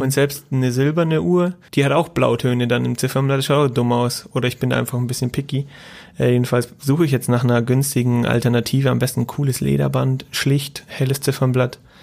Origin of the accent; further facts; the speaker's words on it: Bavaria, Germany; accent: Franconian; Eher Fränkisch